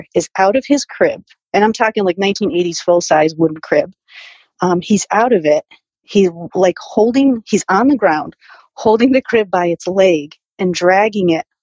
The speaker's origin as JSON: {"language": "English", "town": "New Britain", "region": "Connecticut", "country": "United States", "tie": "born or raised there", "said": "I was born and raised in New Britain, Connecticut."}